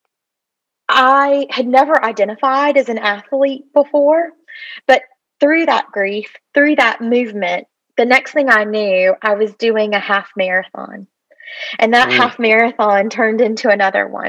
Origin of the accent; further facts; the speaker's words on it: Atlanta, Georgia, United States; I am originally from the Atlanta area and grew up in the city